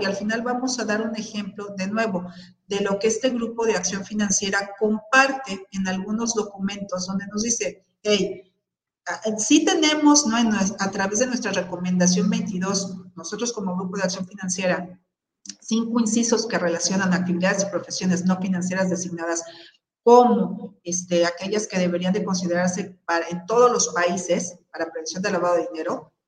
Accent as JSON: {"language": "Spanish", "country": "Mexico", "said": "ciudadanos mexicanos"}